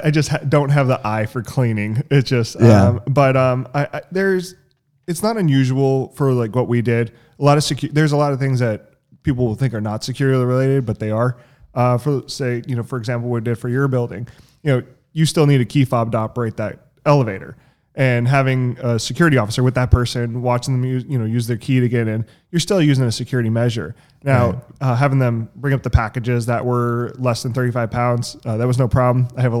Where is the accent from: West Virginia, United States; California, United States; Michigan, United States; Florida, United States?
California, United States; Roseville; I mean, I'm originally from Sacramento, California, a small town, Roseville.